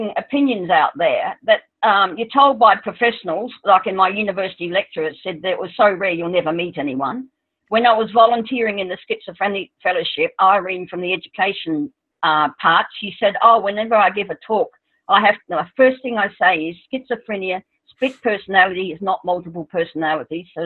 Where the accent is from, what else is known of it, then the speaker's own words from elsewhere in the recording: Australia; I'm Australian